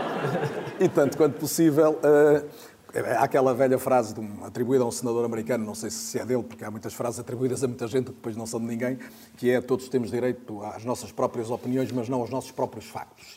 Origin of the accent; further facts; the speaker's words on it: Paredes, Norte, Portugal; Eu sou de Paredes